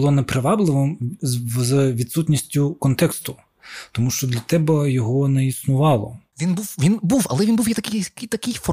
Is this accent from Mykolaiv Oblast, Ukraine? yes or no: no; Crimea, Ukraine; Я такий, ну я знаю, я кримський татарин, да? нас там е, шестеро в класі.